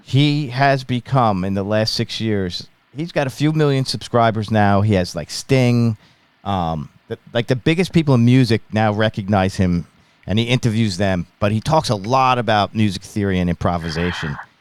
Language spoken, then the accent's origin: English; Long Island, New York, United States; also born or lived in Ithaca, New York; I'm from Long Island, New York